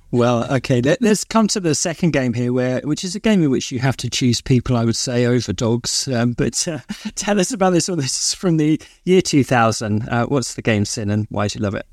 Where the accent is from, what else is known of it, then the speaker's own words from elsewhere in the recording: London, United Kingdom; I grew up in South London